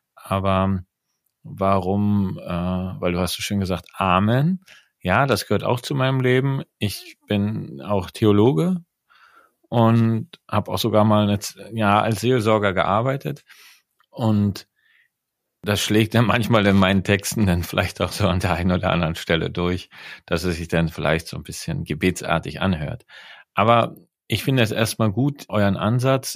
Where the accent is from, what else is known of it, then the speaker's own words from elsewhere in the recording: East Germany, Germany; ich bin in der DDR groß geworden